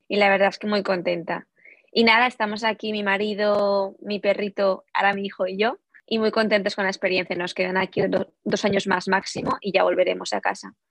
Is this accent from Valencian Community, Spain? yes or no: yes; Valencia, Valencian Community, Spain; moved away as an adult; also born or lived in Peru; now in Illinois, United States; somos de Valencia realmente, pero bueno, yo nací en Perú, eso también quería comentar, yo nací en Perú, pero nunca he vivido allí